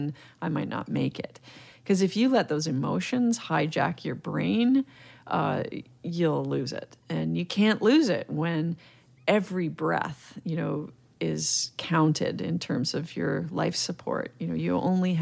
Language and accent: English; Mississauga, Ontario, Canada; I grew up in Mississauga, and it actually wasn't even Mississauga, Ontario back then. It was a little town called Cooksville.